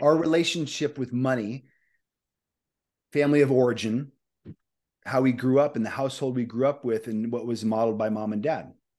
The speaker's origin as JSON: {"language": "English", "town": "Omaha", "region": "Nebraska", "country": "United States", "said": "I'm from Omaha, Nebraska"}